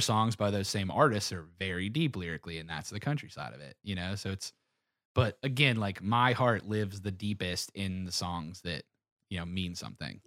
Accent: Pittsburgh, Pennsylvania, United States; I'm from Pittsburgh

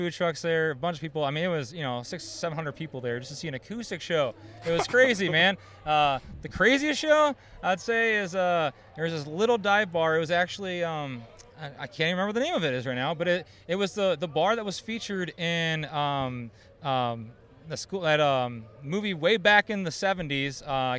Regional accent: Northwest Ohio, United States; born and raised in Northwest Ohio.

